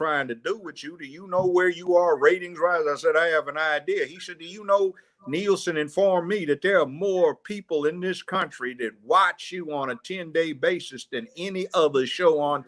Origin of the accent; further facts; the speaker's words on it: Los Angeles, California, United States; moved away; I grew up in Los Angeles